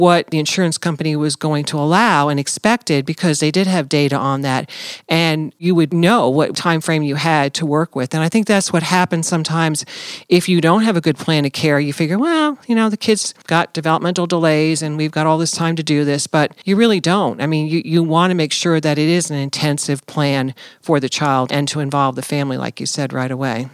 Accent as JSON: {"language": "English", "region": "New Jersey", "country": "United States", "moved": "as an adult", "said": "I'm originally from New Jersey"}